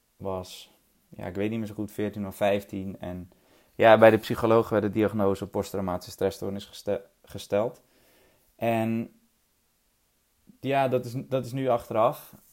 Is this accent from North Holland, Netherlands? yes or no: yes; 't Geest, North Holland, Netherlands; ik ben opgegroeid in het Geest. Een eh, klein, mooi, veilig dorpje in Noord-Holland